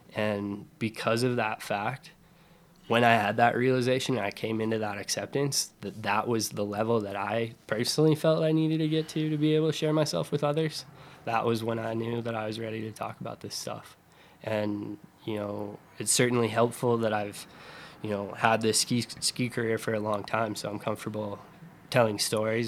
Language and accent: English; Summit County, Colorado, United States; I grew up in Colorado, right, in Summit County